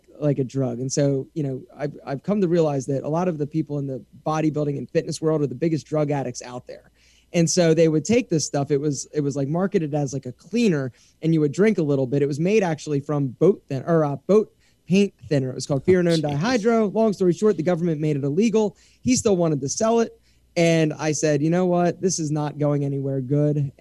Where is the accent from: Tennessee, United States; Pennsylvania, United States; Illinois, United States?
Pennsylvania, United States; Philadelphia; moved away as an adult; also born or lived in Morgantown, West Virginia; now in Atlanta, United States; I'm from Philadelphia, and I knew that I didn't want to go back there.